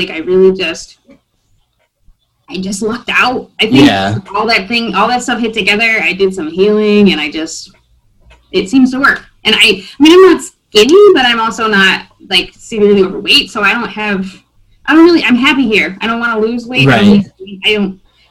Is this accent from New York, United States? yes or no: no; Iowa, United States; also born or lived in Germany; now in Michigan, United States; I'm from Iowa